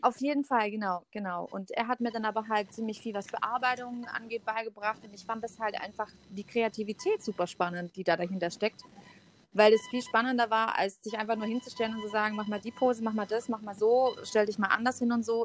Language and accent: German; near Stuttgart, Swabia, Baden-Württemberg, Germany; accent: Swabian; Ich komme aus der Nähe von dem wunderschönen Stuttgart, dem äh, wunderbaren Schwabenland. Versuche mein Schwäbisch äh, sehr dezent zurückzuhalten